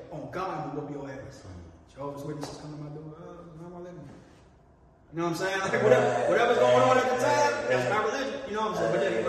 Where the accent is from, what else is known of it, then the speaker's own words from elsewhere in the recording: Maryland, United States; moved away as an adult; also born or lived in Washington, D.C.; now in Los Angeles, United States; I was from Maryland.